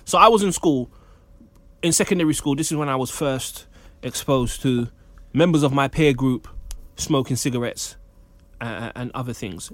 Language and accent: English; Jamaica; as a Jamaican man